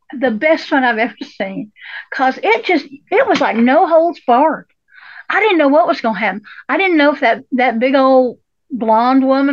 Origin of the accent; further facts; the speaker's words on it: the South, United States; I grew up poor in the South